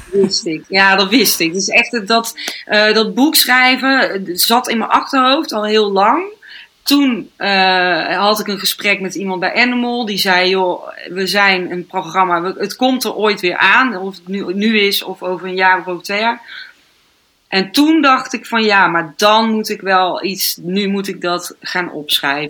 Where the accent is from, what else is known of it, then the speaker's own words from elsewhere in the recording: North Brabant, Netherlands; now in Amsterdam, Netherlands; in Brabant ben, waar ik vandaan kom